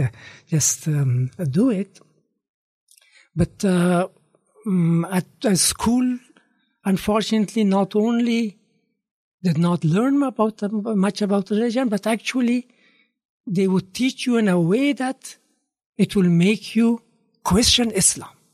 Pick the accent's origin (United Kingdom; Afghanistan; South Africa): Afghanistan; Kabul; moved away as an adult; also born or lived in Hawaii, United States / Peshawar, Pakistan; now in New Zealand; I was born in Kabul